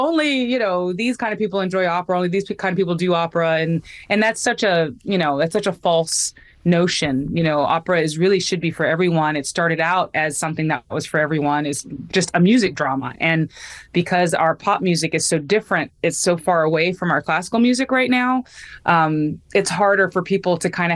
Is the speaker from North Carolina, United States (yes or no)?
yes; North Carolina, United States; North Carolina, which is my home state